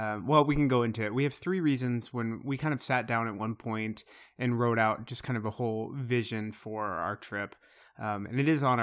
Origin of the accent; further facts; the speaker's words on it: Iowa, United States; I grew up in Eastern Iowa, but I've lived in this area for a long time.